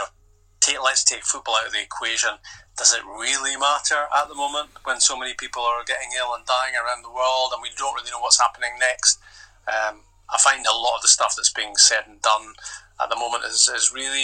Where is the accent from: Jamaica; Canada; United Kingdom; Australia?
United Kingdom; Invergordon, Scotland; Yeah, I lived in Invergordon. I lived next to what was then the nine-hole golf course.